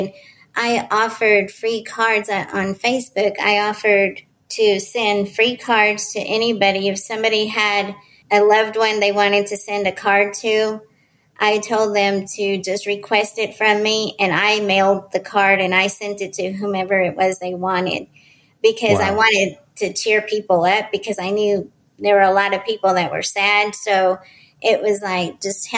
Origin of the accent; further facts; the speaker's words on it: Dallas, Texas, United States; I'm from Dallas, Texas.